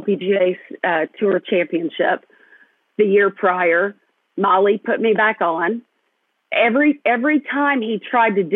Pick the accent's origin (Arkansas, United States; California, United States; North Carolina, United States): Arkansas, United States; Fayetteville; my hometown at my alma mater